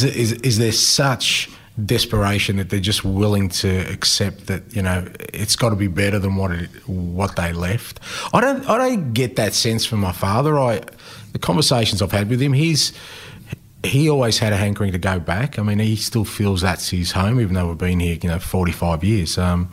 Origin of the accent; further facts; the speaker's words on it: Australia; just a little bit, I guess, about me and how growing up in Australia and loving, you know, a game that's sometimes been an outsider, how it sort of shaped me.